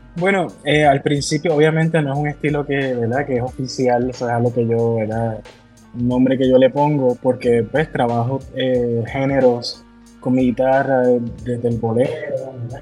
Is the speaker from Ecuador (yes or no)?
no; Ciales, Puerto Rico; also born or lived in San Juan, Puerto Rico / Mexico City; yo vengo de Ciales, que es un pueblo conservador y rural en el centro de la isla, en Puerto Rico, y me mudé a San Juan